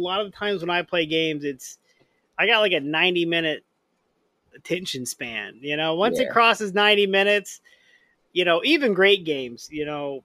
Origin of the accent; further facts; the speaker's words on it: Indianapolis, Indiana, United States; I grew up in Indianapolis